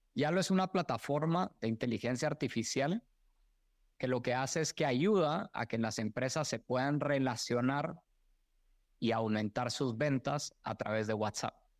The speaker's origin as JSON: {"language": "Spanish", "country": "Guatemala", "tie": "born or raised there", "also_born_or_lived": "Mexico / United States", "moved": "as an adult", "said": "a mí me orgullece mucho haber nacido y crecido en Guatemala"}